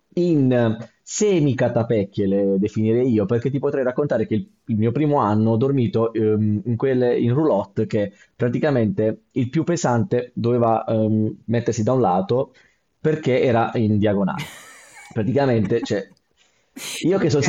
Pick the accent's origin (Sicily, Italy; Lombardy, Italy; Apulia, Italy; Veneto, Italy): Apulia, Italy; Bari; sono originario di Bari